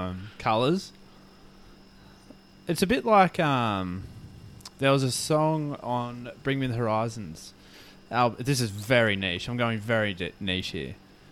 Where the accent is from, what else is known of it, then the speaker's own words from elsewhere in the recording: Newcastle, North East England, United Kingdom; born there; I was born in Newcastle.